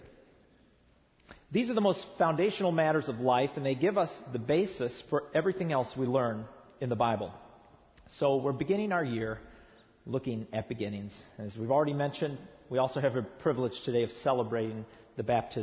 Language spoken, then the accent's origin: English; East Tennessee, United States; moved away as an adult; now in Southern California, United States; I come from East Tennessee, where we get 60 inches of rain a year